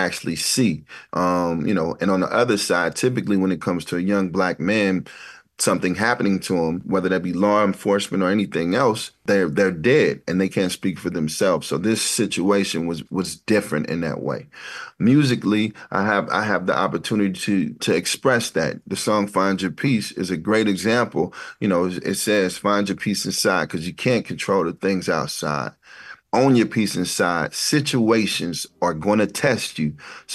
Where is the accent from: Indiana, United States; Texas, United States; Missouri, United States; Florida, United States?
Missouri, United States; Ferguson; growing up in Ferguson, which is a beautiful place to grow up